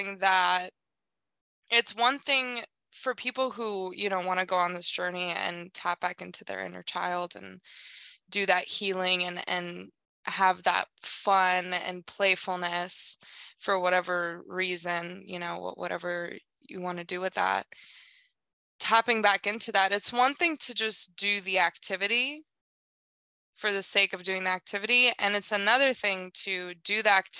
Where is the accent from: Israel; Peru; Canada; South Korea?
South Korea; moved away; I grew up in South Korea